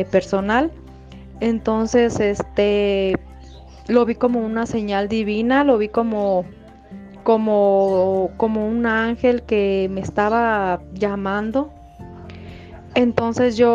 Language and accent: Spanish; Michoacán, Mexico; yo soy de Michoacán